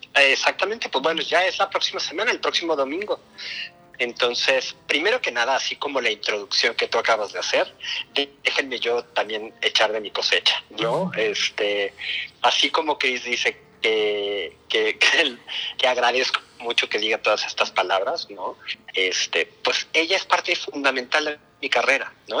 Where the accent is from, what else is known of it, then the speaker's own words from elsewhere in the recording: Mexico; por, ser latino, por ser mexicano